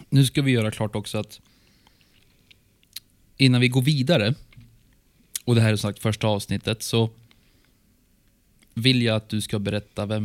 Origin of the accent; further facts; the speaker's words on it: Norrland, Sweden; accent: norrländska; Nu kommer min norrländska in här ibland. Hör du det?